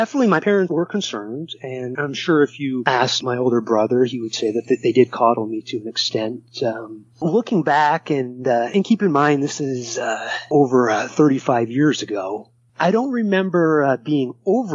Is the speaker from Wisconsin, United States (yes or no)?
no; Waterbury, Vermont, United States; I grew up in Waterbury, Vermont